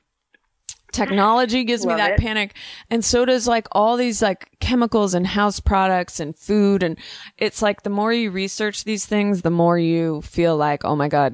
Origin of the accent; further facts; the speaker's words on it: Bay Area, California, United States; I grew up in the Bay Area